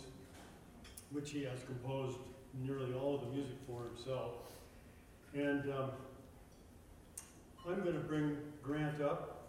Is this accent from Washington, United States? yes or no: no; San Francisco Bay Area, California, United States; moved away as an adult; now in Los Angeles, United States; We're both from the Bay Area